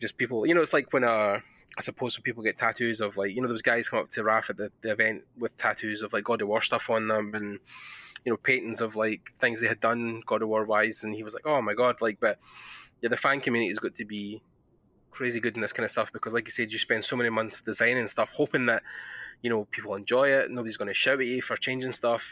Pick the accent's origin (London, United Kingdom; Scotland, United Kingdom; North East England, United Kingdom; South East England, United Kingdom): Scotland, United Kingdom; accent: Scottish; my Scottish accent